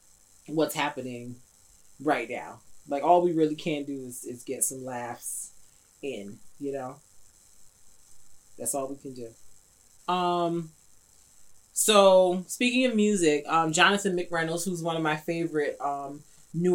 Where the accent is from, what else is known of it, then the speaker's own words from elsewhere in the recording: New York, United States; I'm a New Yorker